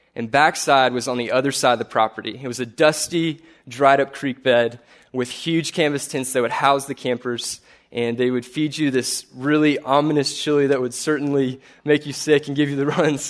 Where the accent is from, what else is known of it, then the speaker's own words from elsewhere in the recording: Corpus Christi, Texas, United States; I'm from Corpus Christi, graduated with history degree in two thousand eleven